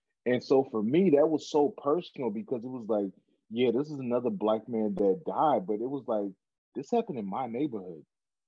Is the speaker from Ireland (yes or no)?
no; Cameroon; Back in Cameroon, where my home country, where I'm from, they were having Black Lives Matter protests in Cameroon, a 98% majority Black community.